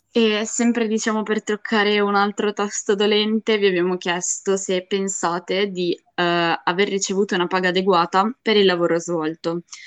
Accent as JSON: {"language": "Italian", "region": "Ligurian Riviera", "country": "Italy", "moved": "as an adult", "said": "io vengo dalla Riviera Ligure"}